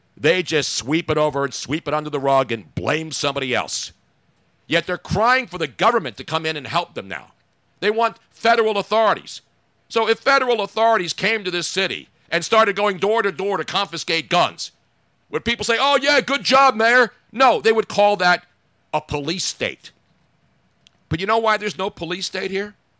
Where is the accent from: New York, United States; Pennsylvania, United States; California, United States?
Pennsylvania, United States; Philadelphia; I grew up here